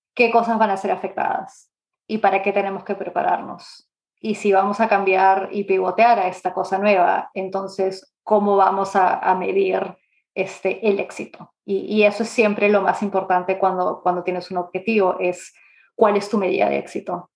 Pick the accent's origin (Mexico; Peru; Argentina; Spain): Peru; Lima; moved away as an adult; also born or lived in Canada; now in England, United Kingdom; yo nací en Lima, en Perú, y ah, en verdad hace 17 años que no vivo ahí. Me mudé a Canadá a los 18, 19 más o menos